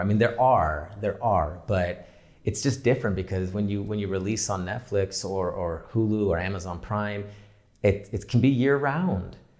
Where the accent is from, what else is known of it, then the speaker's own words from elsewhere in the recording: San Diego, California, United States; also born or lived in Orange County; now in Los Angeles, United States; I grew up in San Diego, um, and then moved to Orange County for school